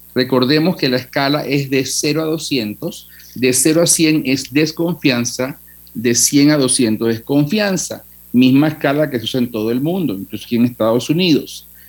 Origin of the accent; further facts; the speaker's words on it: Panama; los que somos panameños